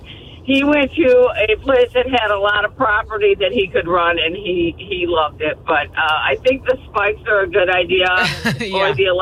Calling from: Port St. John, Florida, United States; I'm from Port St. John.

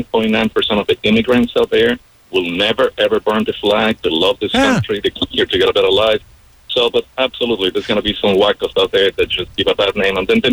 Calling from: Colombia

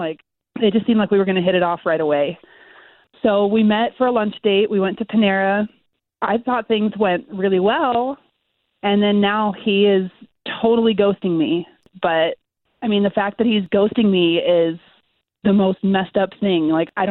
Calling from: Winter Park, Florida, United States; I'm calling from Winter Park.

